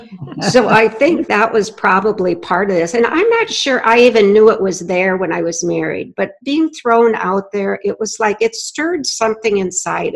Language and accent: English; North Dakota, United States; I grew up in North Dakota to hardworking parents, and they were farmers